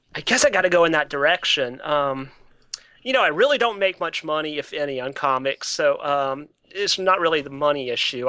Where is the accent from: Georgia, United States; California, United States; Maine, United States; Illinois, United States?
Georgia, United States; Atlanta; now in Baltimore, United States; I grew up in Atlanta. So, um, I went to public school in Atlanta